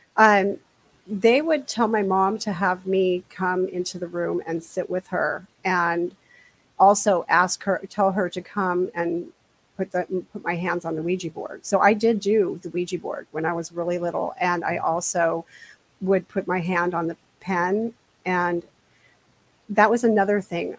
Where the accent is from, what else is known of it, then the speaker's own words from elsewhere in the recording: New Jersey, United States; also born or lived in Washington State; now in Washington, United States; I grew up in New Jersey